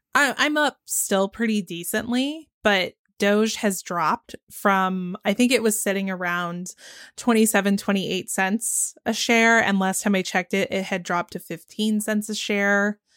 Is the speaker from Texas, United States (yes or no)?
yes; Dallas-Fort Worth area, Texas, United States; I grew up in the Dallas-Fort Worth area in Texas